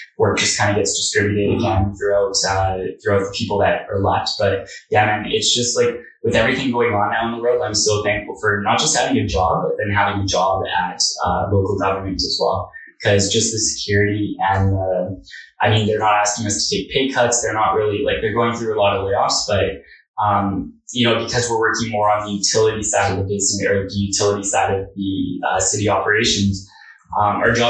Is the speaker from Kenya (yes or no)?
no; Edmonton, Alberta, Canada; born and raised in Edmonton